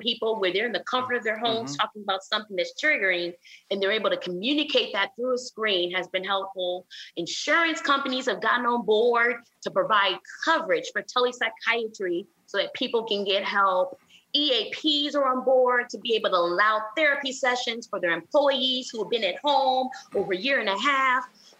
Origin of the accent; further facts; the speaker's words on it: Flint, Michigan, United States; now in Houston, United States; I'm from Flint, Michigan.